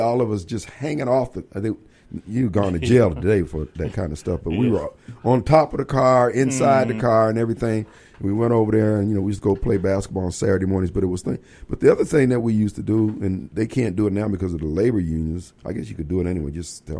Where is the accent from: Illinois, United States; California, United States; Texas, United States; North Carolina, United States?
Illinois, United States; Decatur; moved away; back in my hometown, Decatur, Illinois